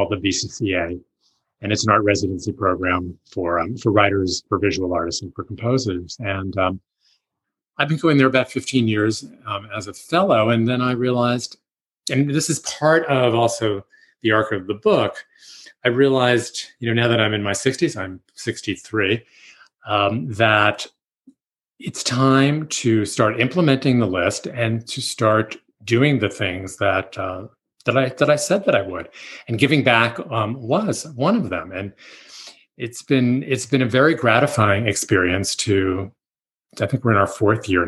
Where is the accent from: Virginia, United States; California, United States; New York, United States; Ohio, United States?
New York, United States; New York City; And I grew up in Manhattan